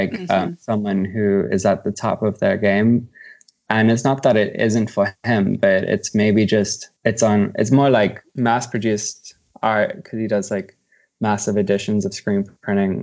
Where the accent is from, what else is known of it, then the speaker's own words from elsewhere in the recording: South Africa; moved away as an adult; now in Los Angeles, United States; I'm an artist from South Africa and have been based out of Los Angeles for the past 3 years.